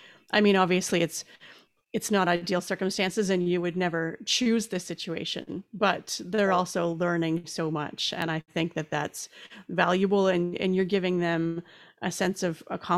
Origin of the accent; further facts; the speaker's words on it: Canada; being a Canadian